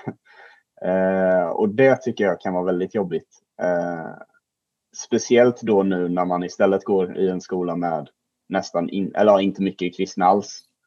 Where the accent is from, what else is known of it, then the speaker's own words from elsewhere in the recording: Jönköping, Jönköping County, Sweden; now in Falkenberg, Sweden; Jag bor i Falkenberg och går på Falkenbergs gymnasieskola, men jag kommer faktiskt från Jönköping